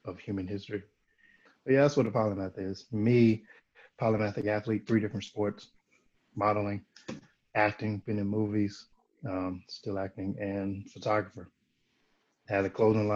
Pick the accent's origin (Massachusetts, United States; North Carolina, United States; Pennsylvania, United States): North Carolina, United States; I'm from North Carolina